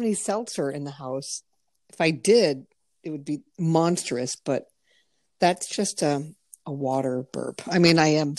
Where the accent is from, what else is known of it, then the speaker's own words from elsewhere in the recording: Connecticut, United States; I'm the only one in my family born in Connecticut too.